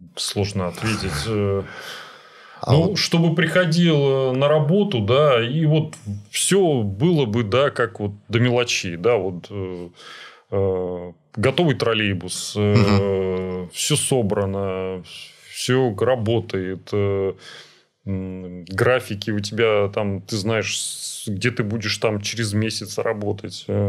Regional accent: Saint Petersburg, Russia; Я вот вырос на Петроградце, в Петроградском районе

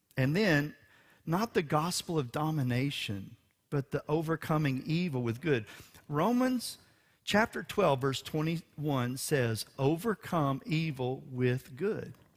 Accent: Houston, Texas, United States; for a Texan and for a Houstonian

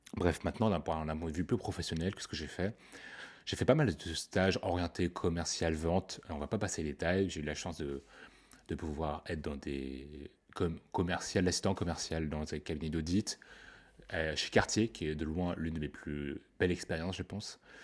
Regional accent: Paris, Île-de-France, France; Je suis parisien

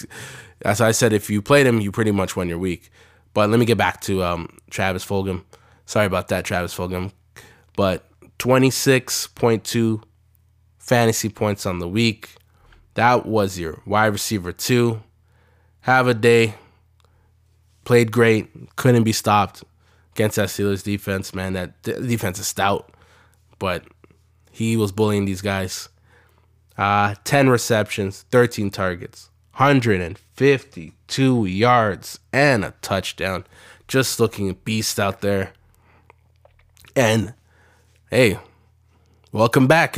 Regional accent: Canada; we're Canadian

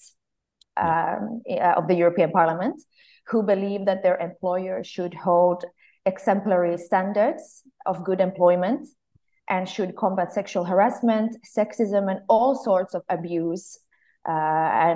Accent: Finland; moved away as an adult; now in Brussels, Belgium; I come from Finland. I'm part of the Swedish-speaking minority in my country

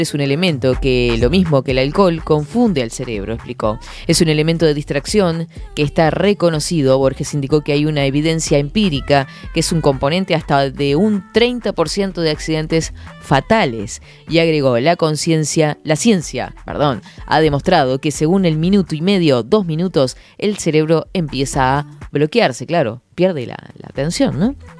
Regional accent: Fray Marcos, Florida, Uruguay; una chiquilina de Fray Marcos que dice que no sé qué, y que tiene el programa de 10 a 12

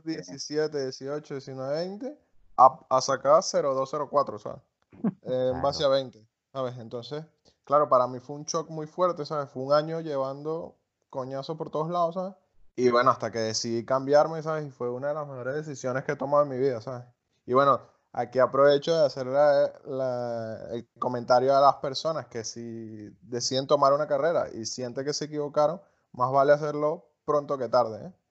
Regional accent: Venezuela

